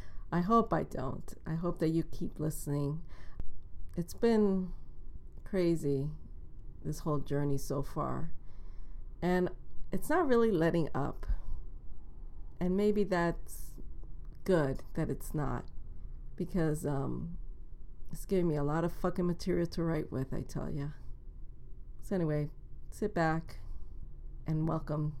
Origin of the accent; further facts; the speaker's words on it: New York City, New York, United States; I grew up in Inwood, which is the northern tip of Manhattan.